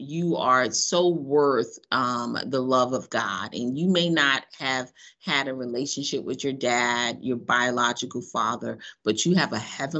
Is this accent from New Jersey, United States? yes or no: no; New York City, New York, United States; moved away as an adult; also born or lived in Baton Rouge, Louisiana / Biloxi, Mississippi / Mobile, Alabama; now in Chicago, United States; Yes, I am definitely from, I'm originally from Brooklyn, New York. South. No, I'm from Brooklyn, New York